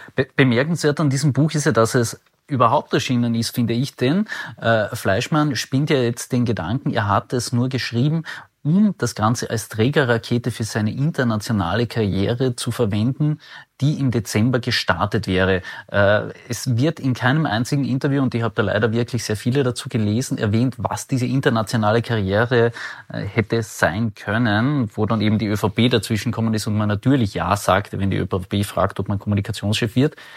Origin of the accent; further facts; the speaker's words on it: Carinthia, Austria; ich, ich komme ja aus Kärnten